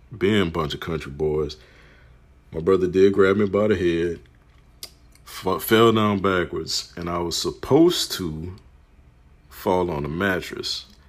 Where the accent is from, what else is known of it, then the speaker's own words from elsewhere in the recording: New Orleans, Louisiana, United States; From Marrero to Harvey. Growing up on the West Bank side of New Orleans, Louisiana.